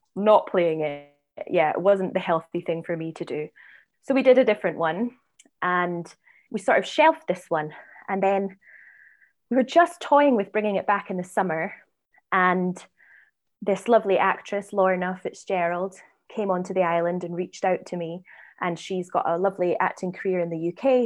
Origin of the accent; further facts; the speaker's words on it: Edinburgh, Scotland, United Kingdom; moved away; I'm, I'm from Edinburgh.